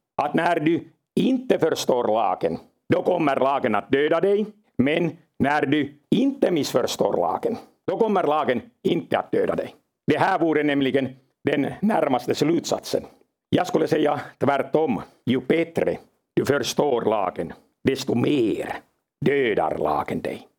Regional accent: Finland; jag kommer från Finland

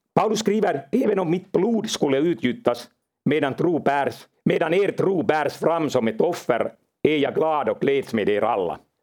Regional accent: Finland; jag kommer från Finland

